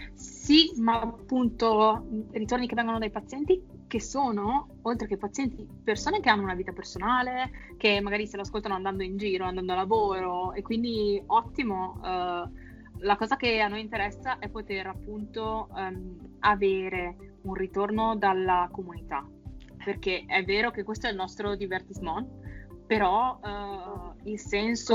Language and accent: Italian; Vicenza, Veneto, Italy; siamo di Vicenza